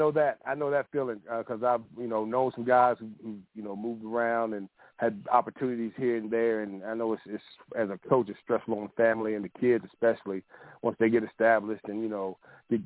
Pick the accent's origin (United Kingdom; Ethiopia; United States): United States; Plymouth, North Carolina; I'm from Eastern North Carolina. I went to Plymouth High School, Plymouth, North Carolina, a little small 1A high school